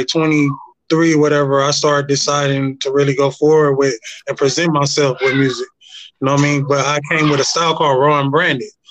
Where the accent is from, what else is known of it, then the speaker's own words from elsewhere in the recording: Inglewood, California, United States; I was born and raised out here in Cali, Inglewood